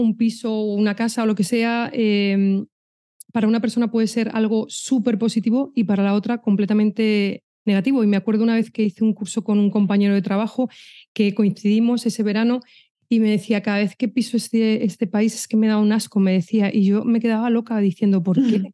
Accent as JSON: {"language": "Spanish", "town": "Madrid", "region": "Community of Madrid", "country": "Spain", "also_born_or_lived": "Pamplona", "moved": "yes", "said": "yo soy de Madrid"}